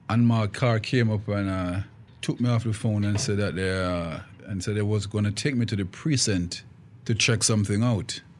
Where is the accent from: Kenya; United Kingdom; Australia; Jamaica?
Jamaica; Yeah, it was happy. I grew up with my grandparents.